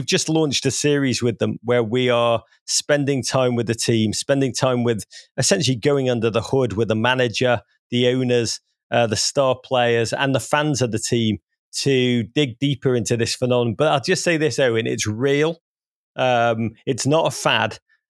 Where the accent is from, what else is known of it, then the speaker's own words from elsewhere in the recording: Wrexham, Wales, United Kingdom; born there; I was born near Wrexham. I mean, this is a hard part of Britain.